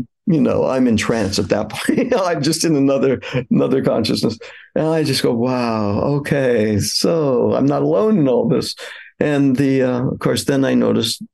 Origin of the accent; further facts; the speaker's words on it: Los Angeles, California, United States; I grew up in California, in the San Fernando Valley suburb of Los Angeles